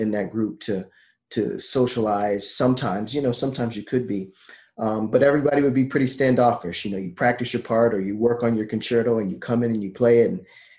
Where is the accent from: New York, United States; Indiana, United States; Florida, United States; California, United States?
Florida, United States; Miami; I'm from Miami.